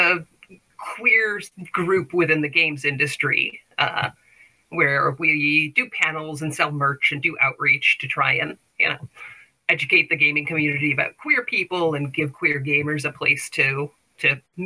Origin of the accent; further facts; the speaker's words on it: the South, United States; I was raised in the South by a conservative family